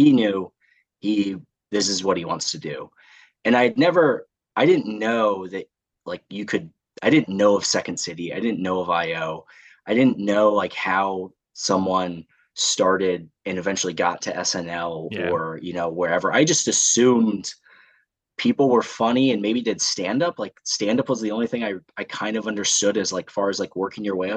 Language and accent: English; north of Indianapolis, United States; moved away as an adult; also born or lived in Chicago; now in Washington, D.C., United States; I actually grew up in Indiana, just north of Indianapolis.